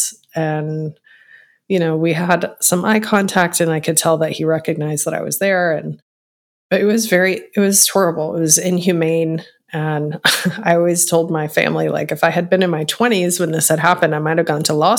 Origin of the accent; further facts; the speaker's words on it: Texas, United States; moved away as an adult; live with my mom in my hometown in a small town in Texas